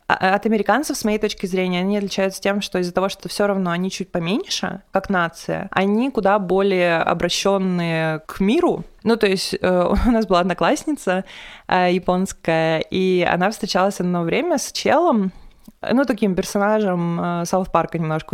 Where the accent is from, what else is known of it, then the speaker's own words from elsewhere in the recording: Perm, Perm Krai, Russia; moved away; из Перми